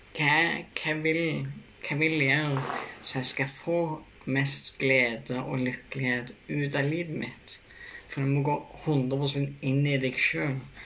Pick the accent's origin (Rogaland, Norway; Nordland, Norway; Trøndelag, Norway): Rogaland, Norway; Bryne; moved away; also born or lived in Kristiansand / Notodden; Jeg kommer fra Rossland på Bryne